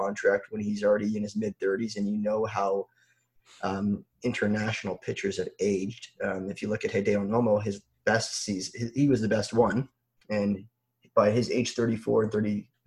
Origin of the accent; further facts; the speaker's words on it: Toronto, Ontario, Canada; I'm from Toronto. I'm a big Blue Jay fan.